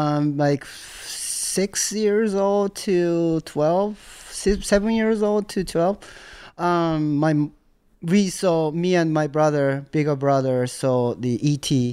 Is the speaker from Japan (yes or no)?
yes; Tokyo, Japan; English is a second language; moved away as an adult; now in United States; I grew up in Tokyo, Azabu, this neighborhood next to Roppongi.